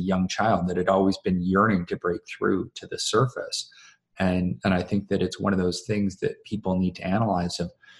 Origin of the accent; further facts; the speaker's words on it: Canada; me being a Canadian